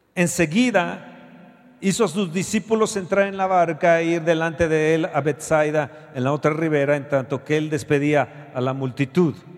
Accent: Mexico

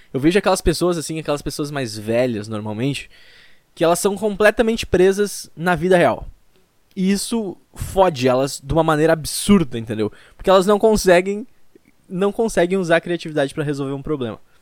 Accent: Rio Grande do Sul, Brazil; Eu sou do Rio Grande do Sul

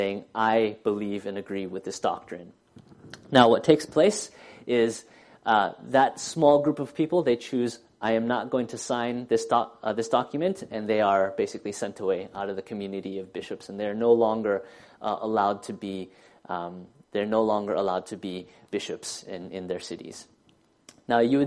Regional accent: United States; As an American

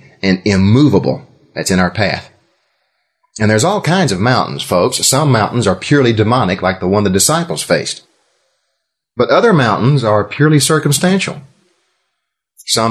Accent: Texas, United States; I'm from Texas

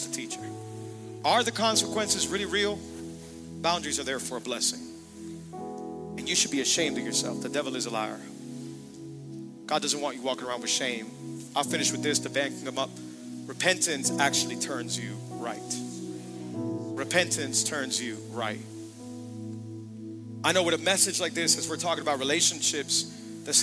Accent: Hialeah, Florida, United States; I'm from Miami, Florida, born and raised. Hialeah

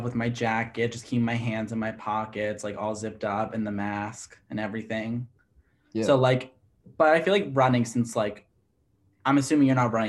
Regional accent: Bergen County, Northern New Jersey, United States; I grew up in what could honestly be considered a suburb of New York City. I was 20 minutes outside of it, in like Northern New Jersey.

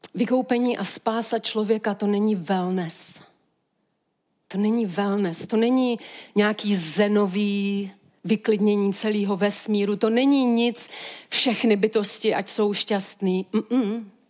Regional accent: Czechia; my jako Češi

